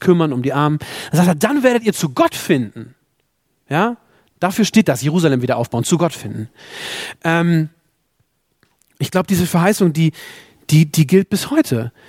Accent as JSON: {"language": "German", "country": "Germany", "also_born_or_lived": "South Sudan", "said": "als Deutsche, die wir in diesem Land leben dürfen"}